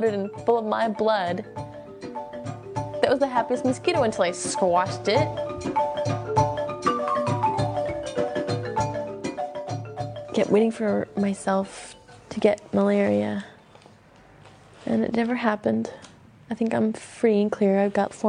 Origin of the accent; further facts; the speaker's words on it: United States; moved away as an adult; also born or lived in Benin; as an American with that passport, with that little blue passport